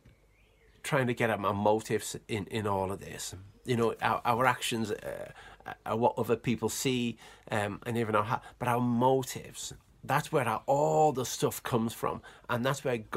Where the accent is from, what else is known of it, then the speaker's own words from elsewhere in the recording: Cumbria, North West England, United Kingdom; I'm Cumbrian, I'm from England, I was born in England